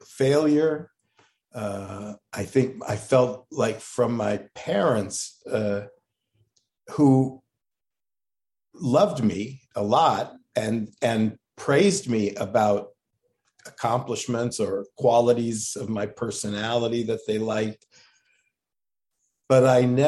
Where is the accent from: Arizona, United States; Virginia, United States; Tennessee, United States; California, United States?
California, United States; Los Angeles; moved away as an adult; also born or lived in Santa Barbara, California / San Diego, California / Columbia, Missouri / North Dakota; now in Oakland, United States; I grew up in Los Angeles and I went to a lot of diet doctors